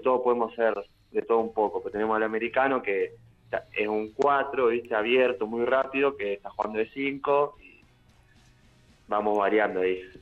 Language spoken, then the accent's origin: Spanish; Argentina; moved away as an adult; also born or lived in Italy; now in L'Aquila, Italy; volví a Argentina a eso de los 4 o 5 y empecé a entrenar ahí en Ferro